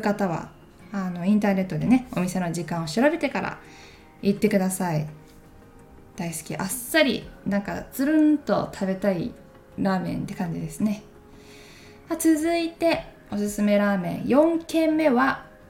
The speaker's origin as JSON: {"language": "Japanese", "town": "Takayama", "region": "Gifu", "country": "Japan", "tie": "born or raised there", "moved": "yes", "said": "私の地元岐阜県高山"}